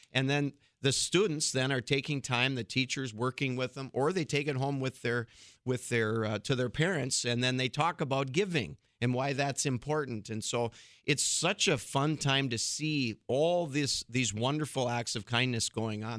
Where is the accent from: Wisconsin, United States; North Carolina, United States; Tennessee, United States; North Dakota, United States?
North Dakota, United States; Fargo; I'm actually originally from Fargo